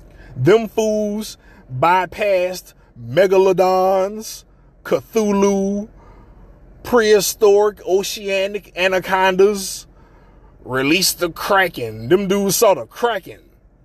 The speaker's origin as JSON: {"language": "English", "town": "New Orleans", "region": "Louisiana", "country": "United States", "said": "the mouth of the South, where no one believes I'm from New Orleans because I talk different."}